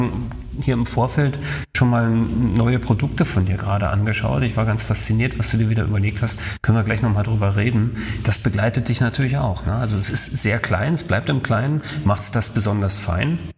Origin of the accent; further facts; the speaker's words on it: Berlin, Germany; also ich komme aus Berlin, ne?